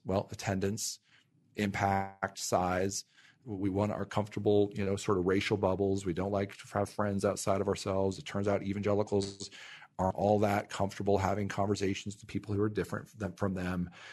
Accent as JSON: {"language": "English", "town": "Ventura", "region": "California", "country": "United States", "tie": "born or raised there", "said": "my hometown of Ventura, California"}